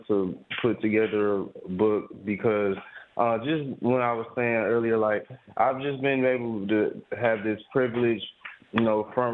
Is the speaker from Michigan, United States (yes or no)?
yes; Detroit, Michigan, United States; I'm born and raised in Detroit